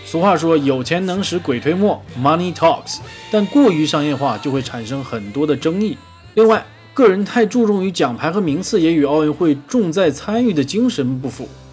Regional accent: Northeast China, China; accent: Northeastern (Dongbei); 一张嘴都是我们东北大碴子味儿

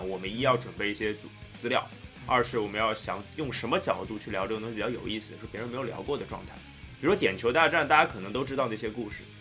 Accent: Shanghai, China; 我们上海人叫皮蛋

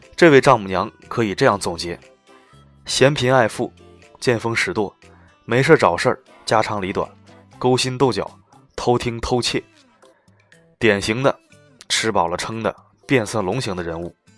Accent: China; 我们中国人

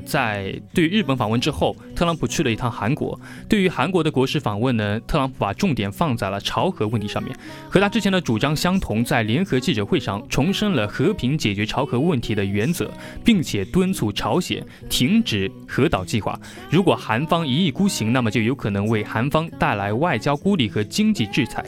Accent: China; 我们中国人一定会买的

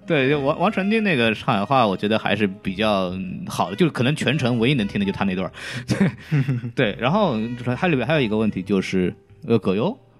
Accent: Shanghai, China; 我作为一个在上海出生长大，并且不太会说上海话的上海人

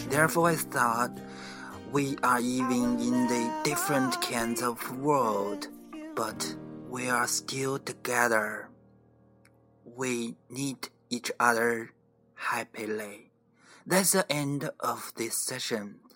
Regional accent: Beijing, China; I'm from Beijing.

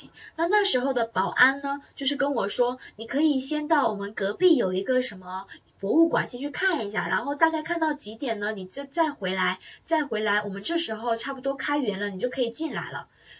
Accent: Taiwan; 我不是我是台湾人啊，我是台妹啊，我们的小班学员都叫我台妹啊

